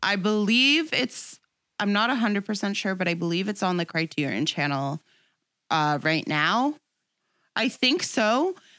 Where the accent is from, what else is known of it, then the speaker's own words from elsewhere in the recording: Toronto, Ontario, Canada; I'm, like, one of those rare people who, like, was born and raised in Toronto